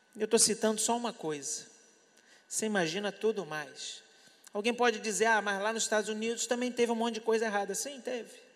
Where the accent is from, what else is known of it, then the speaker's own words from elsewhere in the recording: Brazil; eu sou brasileiro, eu estou aqui